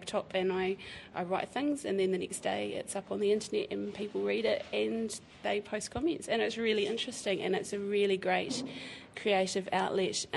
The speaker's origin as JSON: {"language": "English", "town": "Christchurch", "region": "Canterbury", "country": "New Zealand", "tie": "born or raised there", "also_born_or_lived": "Timaru", "said": "I was born in Timaru, but raised in Christchurch, so I'm fully Cantab, even though, you know, my whānau's from up north"}